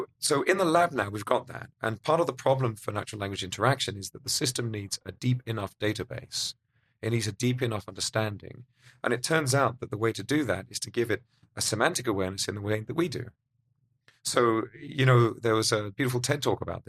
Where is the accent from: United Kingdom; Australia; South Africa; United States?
United Kingdom; Being British